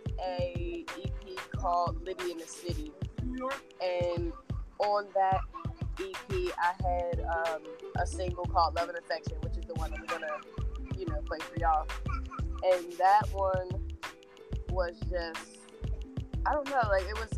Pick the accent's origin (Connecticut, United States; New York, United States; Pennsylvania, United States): Pennsylvania, United States; Pittsburgh; I'm from Pittsburgh, PA